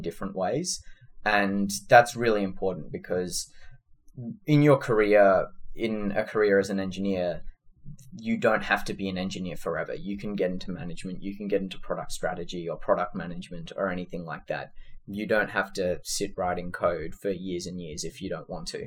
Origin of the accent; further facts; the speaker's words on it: Sydney, New South Wales, Australia; moved away as an adult; also born or lived in California; now in San Francisco, United States; I was born and raised in Sydney